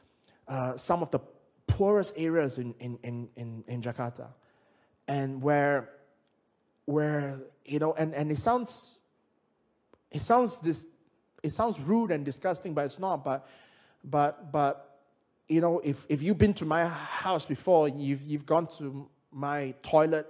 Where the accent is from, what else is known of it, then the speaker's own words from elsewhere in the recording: Malaysia; now in United Kingdom; I'm from Malaysia